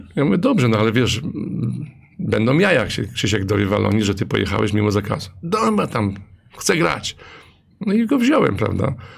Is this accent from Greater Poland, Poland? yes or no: yes; Leszno, Greater Poland, Poland; pochodzę z Leszna, jestem dumny, że pochodzę z Leszna